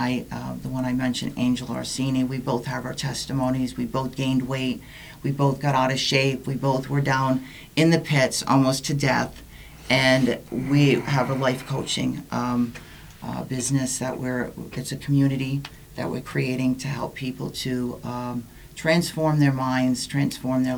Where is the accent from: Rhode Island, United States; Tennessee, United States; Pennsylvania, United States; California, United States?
Rhode Island, United States; Silver Lake; I'm not from Jersey. I'm from Silver Lake